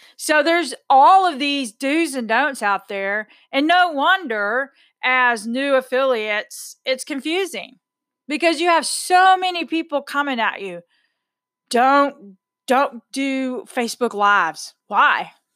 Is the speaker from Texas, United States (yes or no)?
yes; Texas, United States; I'm a Texan